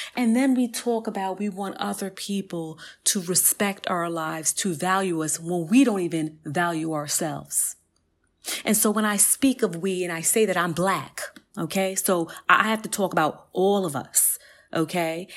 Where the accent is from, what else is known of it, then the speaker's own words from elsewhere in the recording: New York City, New York, United States; I grew up in Southside Jamaica, Queens